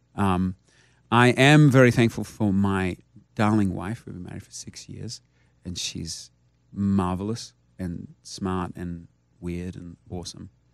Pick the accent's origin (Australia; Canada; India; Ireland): Australia; now in United States